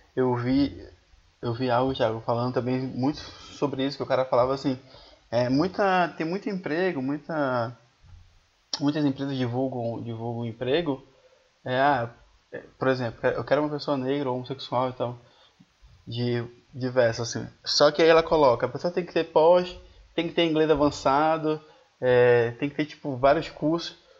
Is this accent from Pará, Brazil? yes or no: yes; Belém, Pará, Brazil; now in Curitiba, Brazil; Eu sou de Belém